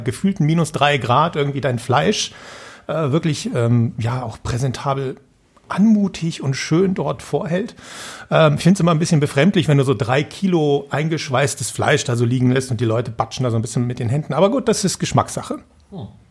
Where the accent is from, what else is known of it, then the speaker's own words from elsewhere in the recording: Putzbrunn, Bavaria, Germany; in Putzbrunn, da wo ich herkomme